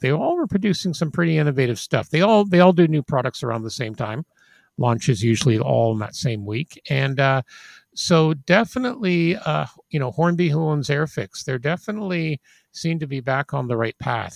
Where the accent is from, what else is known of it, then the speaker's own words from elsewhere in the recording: England, United Kingdom; those of us growing up in England of a certain age